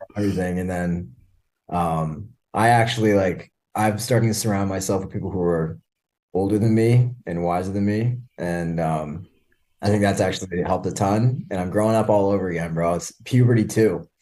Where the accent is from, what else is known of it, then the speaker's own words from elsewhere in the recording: Canada; also born or lived in Burlington; now in Miami, United States; I'm Canadian.